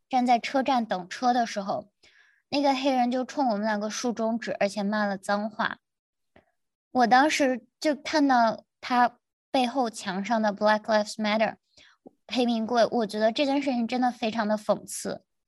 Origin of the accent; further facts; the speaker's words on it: China; moved away as an adult; now in United States; 我们是中 国人